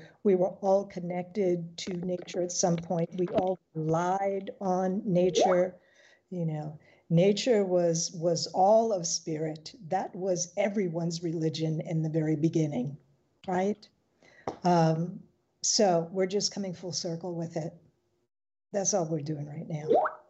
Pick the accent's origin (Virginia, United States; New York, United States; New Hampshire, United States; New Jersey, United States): New York, United States; New York City; I grew up in New York City.